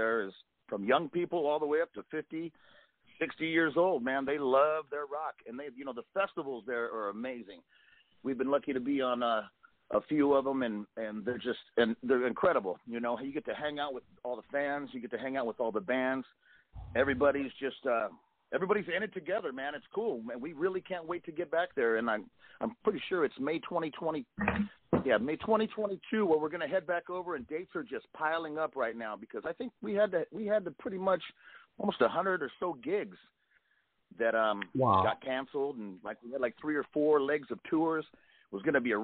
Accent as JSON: {"language": "English", "region": "California", "country": "United States", "said": "I'm from California, so I'm used to some of this hot weather."}